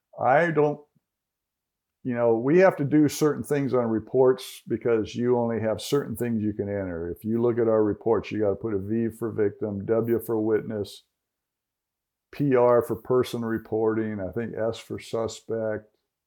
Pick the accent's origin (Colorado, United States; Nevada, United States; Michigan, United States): Nevada, United States; Las Vegas; But I walked up and I said … I'm from Las Vegas.